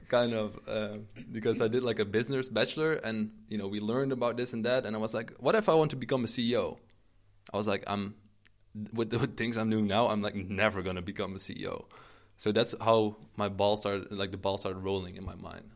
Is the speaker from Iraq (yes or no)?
no; Eindhoven, North Brabant, Netherlands; now in Maastricht, Netherlands; I'm originally from the Eindhoven a-, area. Uh, that's where I grew up.